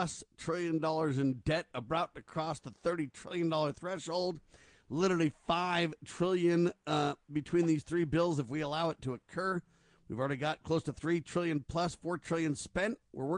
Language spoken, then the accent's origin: English; United States